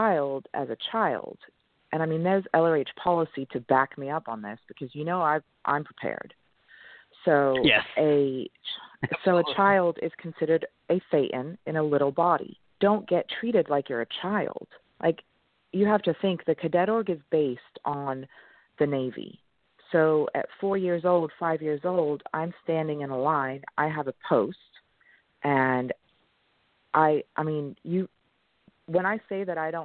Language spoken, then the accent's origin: English; East Grinstead, South East England, United Kingdom; born or raised there; first language French; English is a second language; also born or lived in Switzerland; now in United States